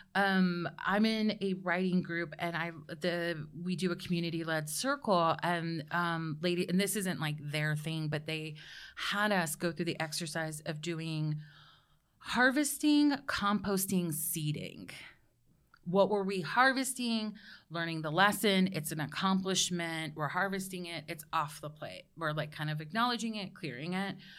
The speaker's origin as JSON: {"language": "English", "region": "Georgia", "country": "United States", "said": "I'm from Georgia."}